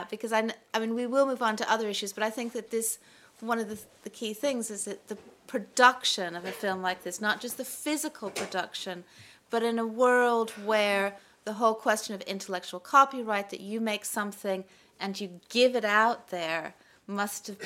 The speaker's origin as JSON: {"language": "English", "country": "United States", "said": "as an American, I pick up on quite an American bias."}